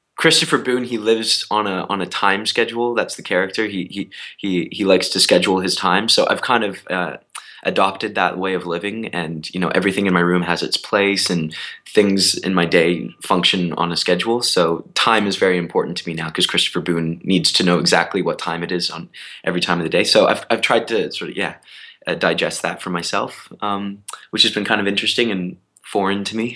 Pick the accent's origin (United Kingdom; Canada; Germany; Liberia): Canada; moved away as an adult; now in New York, United States; I'm Canadian